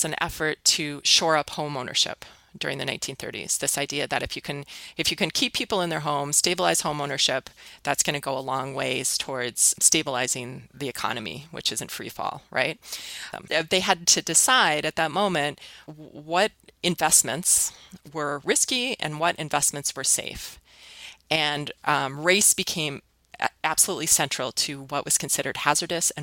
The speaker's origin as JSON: {"language": "English", "town": "Minneapolis", "region": "Minnesota", "country": "United States", "tie": "born or raised there", "said": "my hometown"}